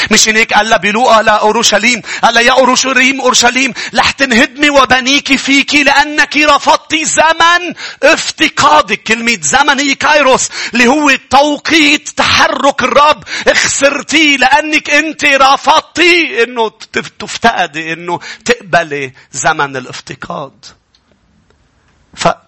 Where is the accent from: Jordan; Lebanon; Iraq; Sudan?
Lebanon; وكيف هيك وانت حاططني هون وليش انا لبناني